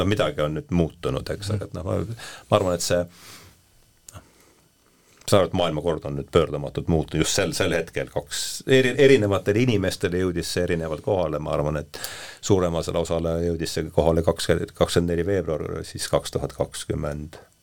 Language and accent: Estonian; Rakvere, Lääne-Viru County, Estonia; sõitsin bussiga Rakverre, ma olen sealt pärit